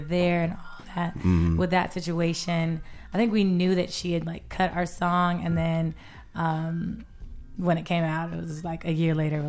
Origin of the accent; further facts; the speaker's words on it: West Covina, California, United States; now in Atlanta, United States; Here in the city of Atlanta, originally from Los Angeles, California. Awesome. What part of Los Angeles? Well, I grew up in West Covina.